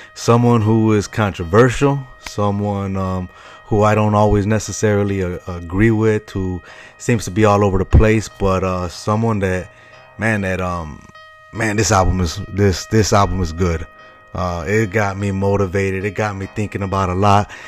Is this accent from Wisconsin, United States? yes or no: no; Chicago, Illinois, United States; moved away; the same hometown that I'm from, Chi Town, Chicago. Uh, love my hometown